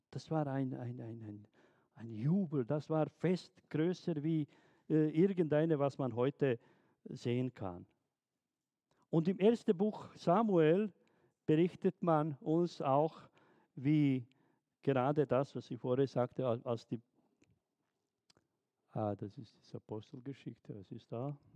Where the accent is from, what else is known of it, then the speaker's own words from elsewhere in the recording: Bosnia & Herzegovina; German is a second language; Ich erinnere mich ganz gut in den 90er Jahren, wo der Krieg in, in Jugoslawien, in Bosnien, dort in meiner Heimat herrschte.